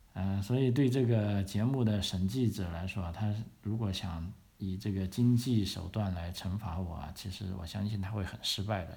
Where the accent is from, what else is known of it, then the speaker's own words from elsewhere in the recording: Guangzhou, Guangdong, China; moved away as an adult; also born or lived in Victoria, Australia; now in Australia; 我的 故乡啊，广东省这个广州市